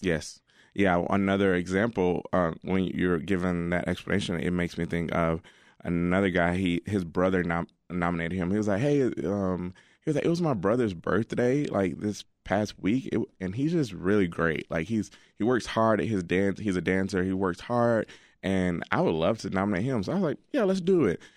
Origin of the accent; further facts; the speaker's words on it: Alabama, United States; now in Chicago, United States; I'm from Alabama, and um, my dad and mom still live down there